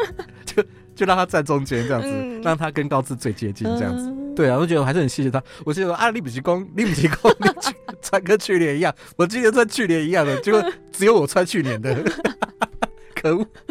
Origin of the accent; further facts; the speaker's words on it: Taiwan; 所以他是我们台湾人做的。